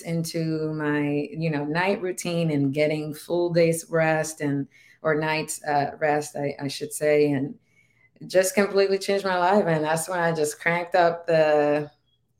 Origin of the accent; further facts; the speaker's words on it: Dominican Republic; first language Spanish; English is a second language; moved away; I'm from the Dominican Republic